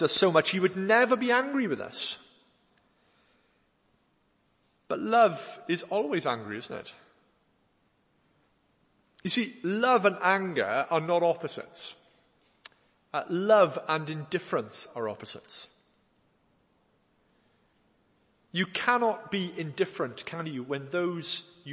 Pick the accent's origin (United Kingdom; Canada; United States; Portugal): United Kingdom; Wales; an old hymn we used to sing when I was growing up in Wales